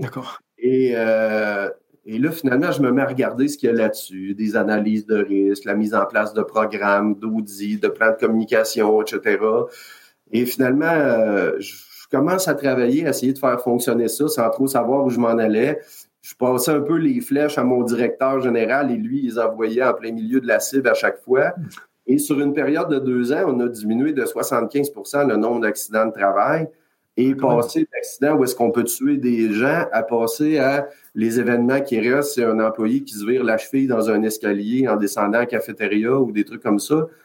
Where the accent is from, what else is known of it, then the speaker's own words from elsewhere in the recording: Quebec, Canada; je viens du Québec, Canada